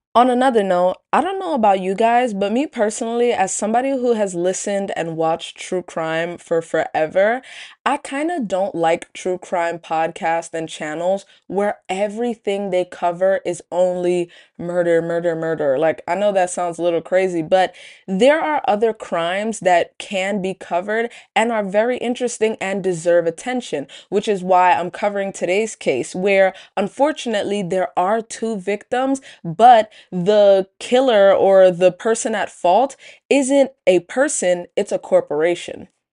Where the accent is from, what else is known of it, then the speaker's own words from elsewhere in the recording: New York City, New York, United States; Where I grew up in Brooklyn, there just were no Panera Breads around